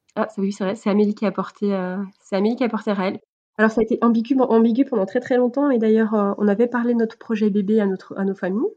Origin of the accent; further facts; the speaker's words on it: Switzerland; je suis suisse.